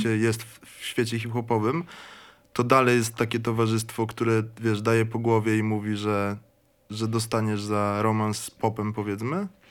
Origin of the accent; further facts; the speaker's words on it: Kraków, Lesser Poland, Poland; pochodzę z Krakowa